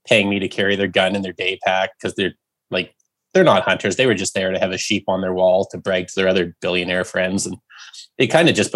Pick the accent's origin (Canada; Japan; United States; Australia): Canada; Southern Alberta; moved away as an adult; now in Prince George, Canada; I'm from Southern Alberta originally. I've been up in PG for about 8 years now